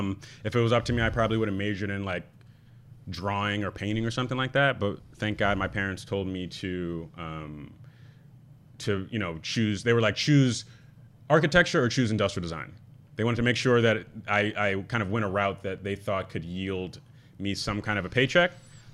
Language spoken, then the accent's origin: English; New York, United States; like a downtown kid, there's just a lot of that around. And a lot of the time when I tell people I'm from Tribeca, they give me like a, okay. But like, really, like, Tribeca wasn't that neighborhood.